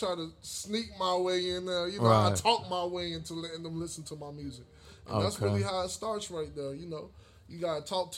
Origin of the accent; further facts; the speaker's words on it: Charlotte, North Carolina, United States; I'm from Charlotte, North Carolina, East Side to be exact. That's home